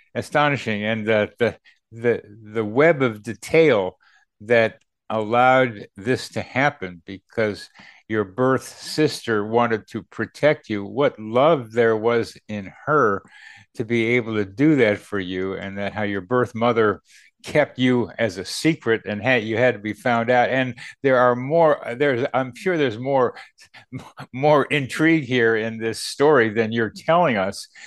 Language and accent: English; Charlottesville, Virginia, United States; Charlottesville, my hometown